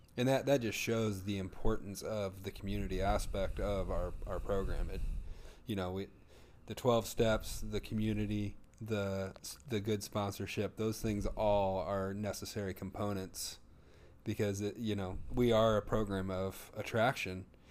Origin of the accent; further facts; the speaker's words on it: the Bible Belt, United States; we grew up in the Bible Belt